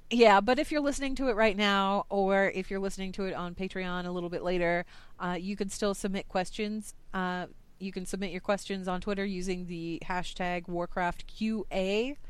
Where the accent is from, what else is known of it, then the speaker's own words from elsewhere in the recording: United States; I'm from the United States.